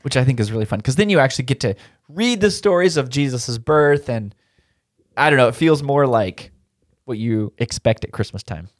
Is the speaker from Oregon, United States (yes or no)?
yes; Turner, Oregon, United States; when I was growing up in Turner, Oregon was like a thousand people